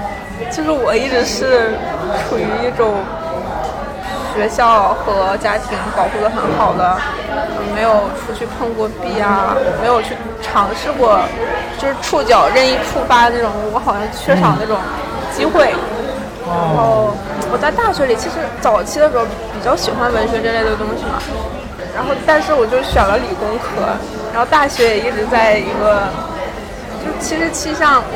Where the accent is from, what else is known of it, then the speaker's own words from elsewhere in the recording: Liaoning, China; 我是辽宁人。